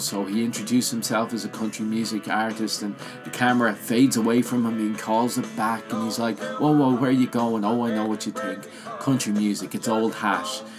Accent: Ireland; I grew up in Ireland

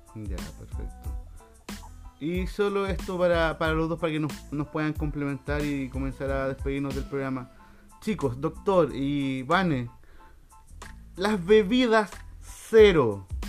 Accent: Chile; nosotros como chilenos

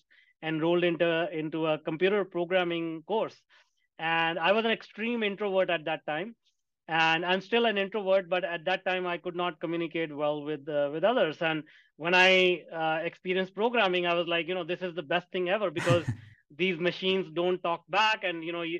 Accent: India; I grew up in India, and my career started at 15 working in a factory for $2 a day

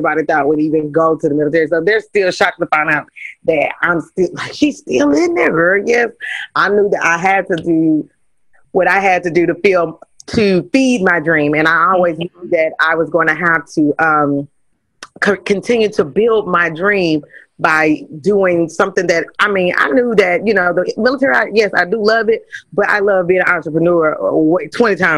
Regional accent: Kansas City, United States; moved away; I'm originally from Kansas City

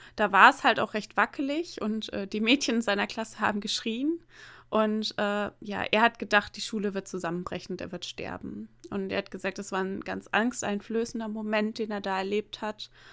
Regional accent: near the Emsland, Lower Saxony, Germany; bin ja ähm, in einer kleinen Stadt, ähm, ja in der Nähe des Emslands aufgewachsen

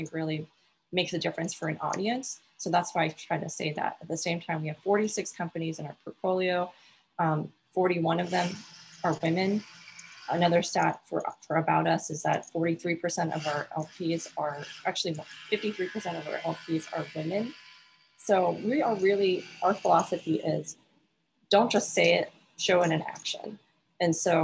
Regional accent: Alaska, United States; I come from Alaska

